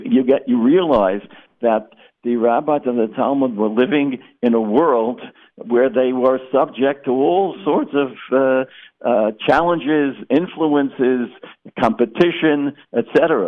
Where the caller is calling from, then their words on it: Boca Raton, Florida, United States; I'm speaking from Century Village in Boca Raton